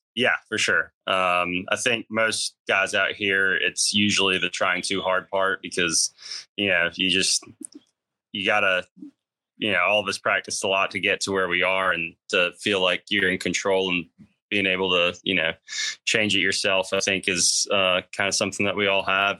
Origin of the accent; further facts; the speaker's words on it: Austria; moved away; also born or lived in Athens, Georgia; grew up being a, a bulldog in in Austria.